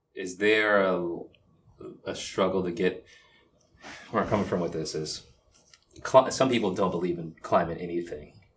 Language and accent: English; Boston, Massachusetts, United States; moved away as an adult; now in Washington, D.C., United States; I grew up in Boston